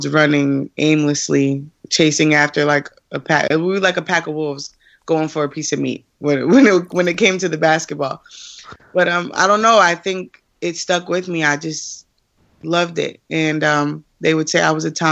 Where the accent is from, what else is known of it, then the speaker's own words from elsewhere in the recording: Springfield, Massachusetts, United States; I was born in Springfield, Massachusetts.